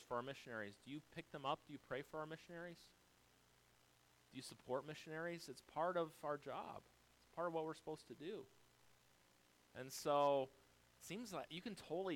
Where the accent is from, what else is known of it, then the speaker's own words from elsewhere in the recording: United States; We live here in America